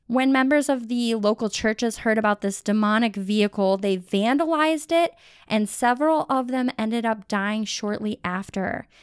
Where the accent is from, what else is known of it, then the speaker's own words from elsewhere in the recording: Cleveland, Ohio, United States; I'm from Cleveland